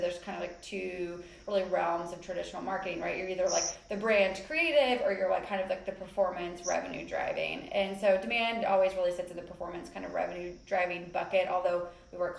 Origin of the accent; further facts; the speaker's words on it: Kentucky, United States; also born or lived in San Francisco; now in New York, United States; I am originally from Kentucky, so you may or may not hear an accent.